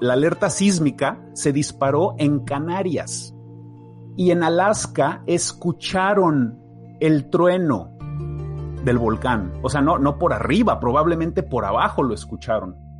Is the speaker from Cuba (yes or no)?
no; Mexico City, Mexico; yo soy de la Ciudad de México. Yo crecí a un lado de un volcán enorme, activo